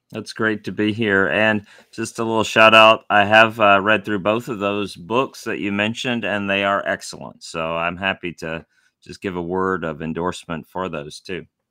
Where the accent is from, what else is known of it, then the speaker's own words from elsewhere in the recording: Tennessee, United States; now in Louisville, United States; I grew up in Tennessee